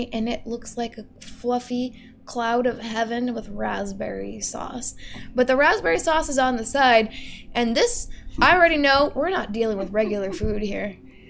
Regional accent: United States; I'm an American.

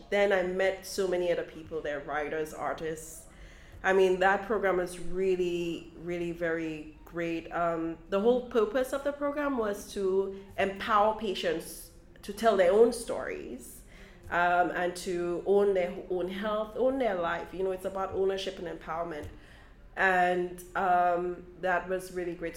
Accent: St. Lucia; now in Brooklyn, United States; as a child growing up in St. Lucia, we would come and spend some summers with aunts and uncles here in Brooklyn.

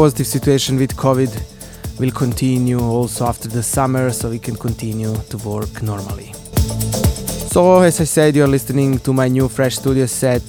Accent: Banja Luka, Republika Srpska, Bosnia & Herzegovina; in my hometown, Banja Luka.

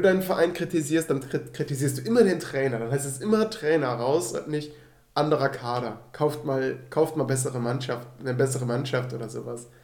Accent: Rhineland, Germany; moved away; ich komme aus dem Rheinland

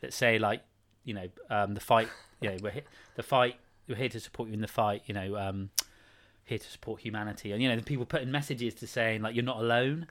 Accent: Praa Sands, South West England, United Kingdom; growing up in Prahl Sands in Cornwall

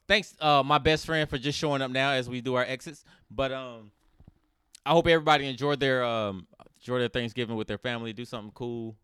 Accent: United States; I'm, I'm American

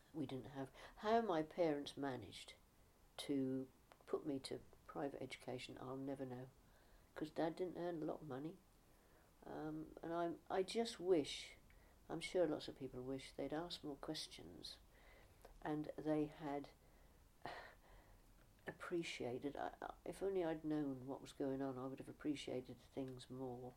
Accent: Norfolk, East of England, United Kingdom; also born or lived in Streatham, London; I was about 6 weeks old when I was brought here from London, from Streatham, where I was born. Yeah, there you are. And so I do definitely consider myself to be a native of Norfolk

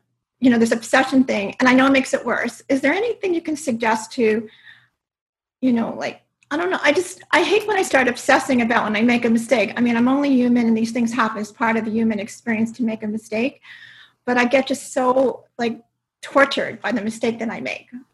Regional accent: Stony Brook, New York, United States; I'm from Stony Brook

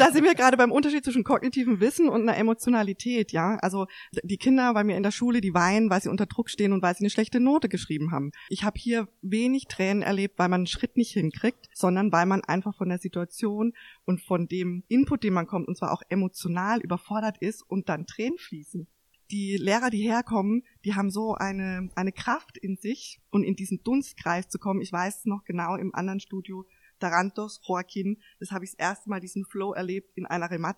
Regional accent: Mannheim, Karlsruhe, Baden-Württemberg, Germany; hier in Mannheim, Karlsruhe aufgewachsen zu sein

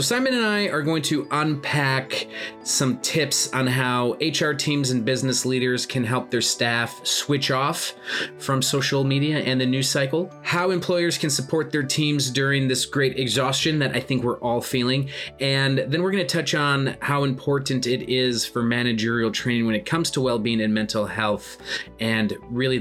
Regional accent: United States; moved away as an adult; now in United Kingdom; where I grew up in the United States and working in the United States

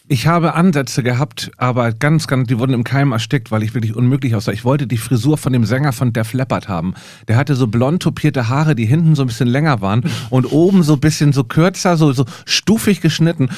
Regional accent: Hamburg, Germany; ich komme aus Hamburg

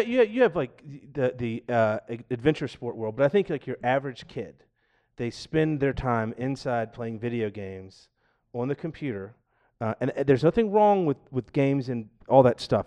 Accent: Georgia, United States; now in Seattle, United States; I'm from Georgia

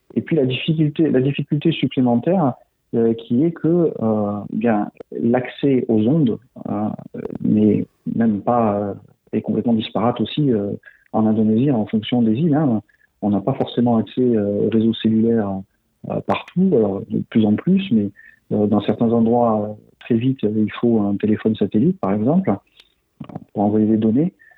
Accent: Toulouse, Occitania, France; moved away as an adult; j'ai été formé à la médecine à Toulouse, d'où je suis originaire

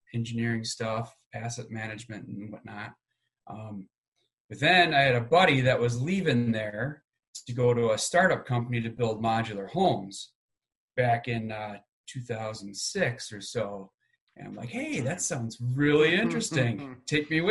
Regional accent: downstate Michigan, United States; moved away as an adult; also born or lived in Seattle, Washington; I'm originally from Michigan, downstate Michigan, underneath the bridge

